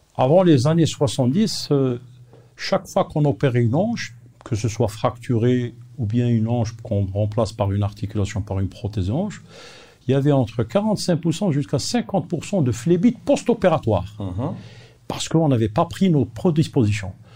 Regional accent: Algeria; Nous sommes parmi les pays peut-être les plus riches de l'Afrique

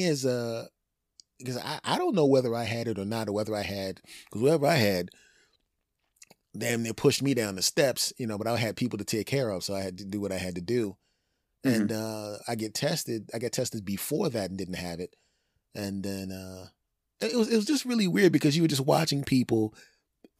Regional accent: Philadelphia, Pennsylvania, United States; my hometown in Philadelphia

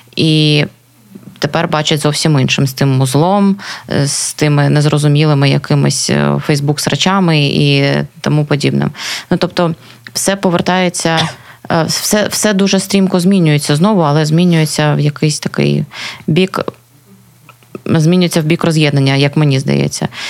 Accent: Luhansk Oblast, Ukraine; moved away as an adult; now in Kharkiv, Ukraine; я з Луганської області

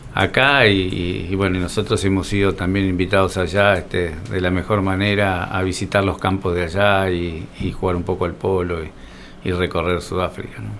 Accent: Coronel Suárez, Buenos Aires Province, Argentina; also born or lived in Rosario; soy un, suarense, nací en Rosario

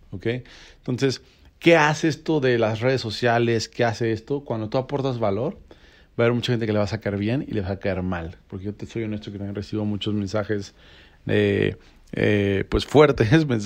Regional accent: Mexico City, Mexico; now in Cancún, Mexico; cuando yo a Cancún, yo no tenía eh, ninguna relación, ningún contacto, llegué como chilango.

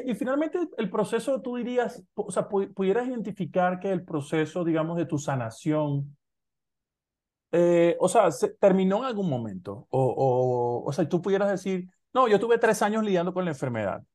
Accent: Maracaibo, Zulia, Venezuela; de donde yo soy, de Maracaibo, Venezuela

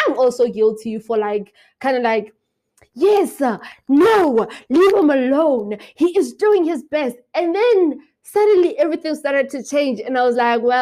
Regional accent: Lesotho; moved away as an adult; I am from Lesotho

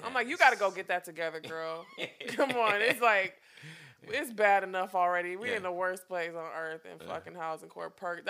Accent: Detroit, Michigan, United States; moved away as an adult; now in New York, United States; I'm from Detroit, man. Motor City.

